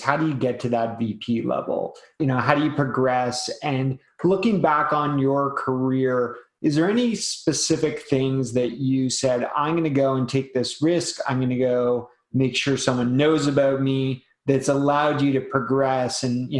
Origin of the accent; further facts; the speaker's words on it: Canada; I'm Canadian